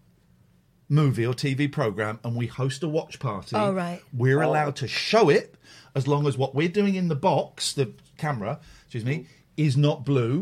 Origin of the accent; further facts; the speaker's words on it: United Kingdom; we're old and we're British